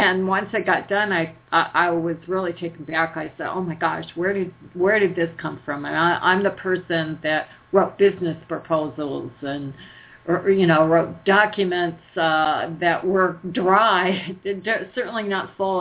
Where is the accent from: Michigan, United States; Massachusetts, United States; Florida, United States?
Michigan, United States; Detroit; moved away as an adult; also born or lived in Colorado; I grew up in Michigan